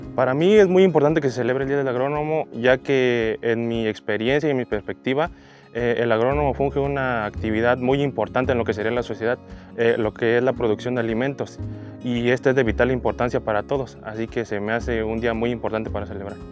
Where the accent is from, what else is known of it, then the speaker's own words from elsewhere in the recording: San José del Progreso, Oaxaca, Mexico; yo soy originario de la comunidad de San José del Progreso